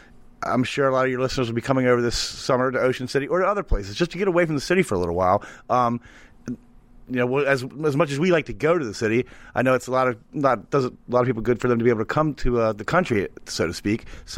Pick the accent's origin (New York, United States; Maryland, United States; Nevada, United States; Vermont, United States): Maryland, United States; St. Mary's; moved away; we're in Easton. It's one of those towns, just like I'm from St. Mary's originally.